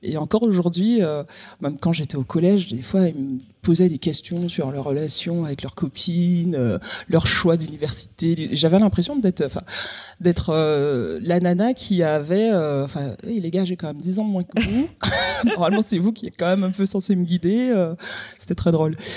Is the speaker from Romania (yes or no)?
no; Guadeloupe; moved away as an adult; quand je suis partie de la Guadeloupe à 18 ans